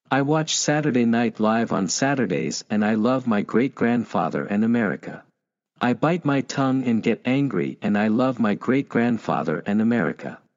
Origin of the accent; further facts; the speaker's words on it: New Hampshire, United States; My mom is originally from Vermont, but I was born and raised in the Granite State.